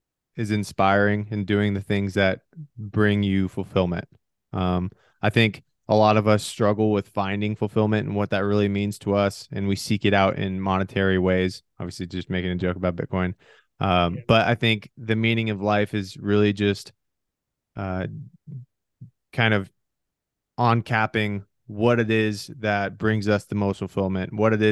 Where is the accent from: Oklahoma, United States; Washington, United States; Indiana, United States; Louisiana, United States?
Washington, United States; also born or lived in Michigan / Oregon / Arizona; I was born in Michigan. My parents split when I was really young, so I ended up moving out to Washington. And then from there, I moved 18 times before my 18th birthday. So I was all around eastern side of Washington.